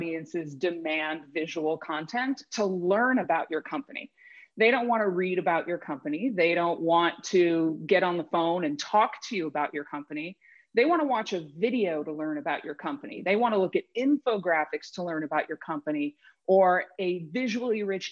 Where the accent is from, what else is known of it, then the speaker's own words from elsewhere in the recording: Cleveland, Ohio, United States; moved away as an adult; now in Seattle, United States; I grew up outside of Cleveland, Ohio